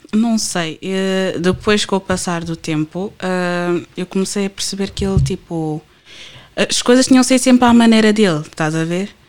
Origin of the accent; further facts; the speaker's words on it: Portugal; first language Portuguese; Eu nasci e cresci cá, eu sou portuguesa